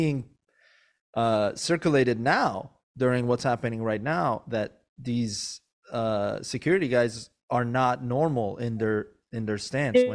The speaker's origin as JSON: {"language": "English", "region": "Maryland", "country": "United States", "tie": "born or raised there", "also_born_or_lived": "Iran"}